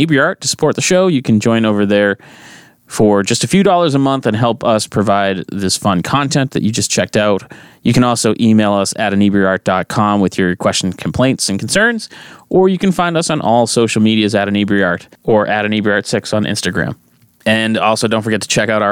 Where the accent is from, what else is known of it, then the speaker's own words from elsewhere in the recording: Whitman, Massachusetts, United States; I grew up in Whitman, which is the next town over